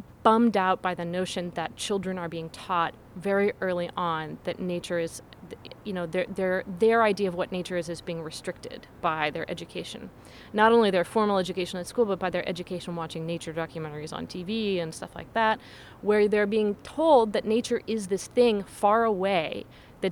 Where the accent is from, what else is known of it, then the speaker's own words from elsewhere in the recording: Seattle, Washington, United States; I was growing up in Seattle